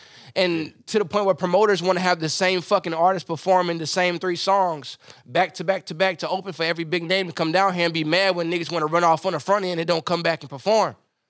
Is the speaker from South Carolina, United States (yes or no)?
no; 30 minutes out of Wilmington, North Carolina, United States; now in San Antonio, United States; I'm from North Carolina.